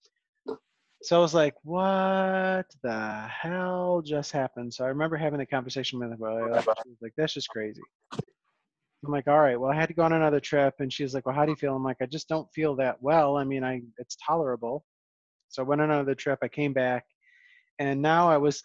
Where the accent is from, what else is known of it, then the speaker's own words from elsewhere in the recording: Western New York, United States; moved away as an adult; also born or lived in Hawaii; So we're from Western New York